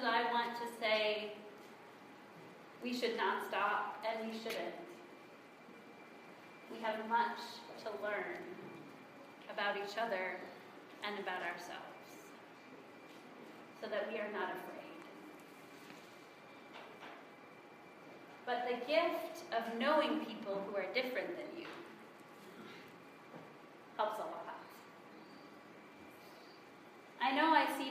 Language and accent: English; South Dakota, United States; moved away; the one I grew up in South Dakota